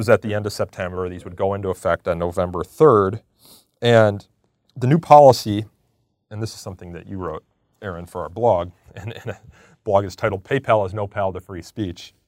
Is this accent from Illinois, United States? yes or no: yes; outside of Chicago, Illinois, United States; I'm from Illinois, outside of Chicago